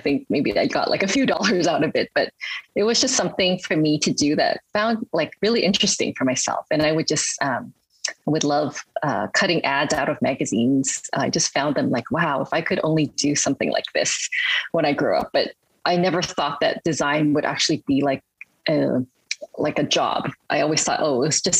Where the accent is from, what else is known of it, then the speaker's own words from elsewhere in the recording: Hawaii, United States; also born or lived in Hong Kong / Berkeley, California; I really actually grew up in Hawaii